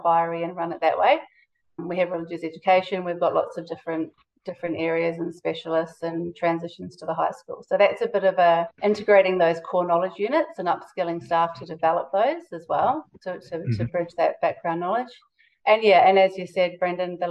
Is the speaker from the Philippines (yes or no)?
no; New Zealand; now in Australia; I'm from New Zealand